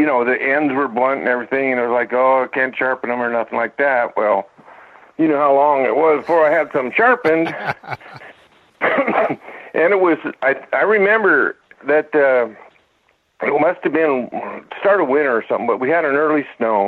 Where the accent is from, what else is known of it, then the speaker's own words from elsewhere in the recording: Glasgow, Montana, United States; also born or lived in Wolf Point, Montana; I was born in Wolf Point, Montana in 53, I guess. And that's there's an Indian reservation there. And my dad was building houses, and we moved to Glasgow shortly thereafter